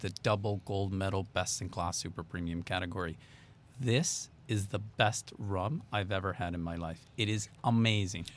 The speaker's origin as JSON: {"language": "English", "region": "Texas", "country": "United States", "tie": "born or raised there", "also_born_or_lived": "Miami", "said": "I managed to move back to Texas 'cause I grew up in Texas"}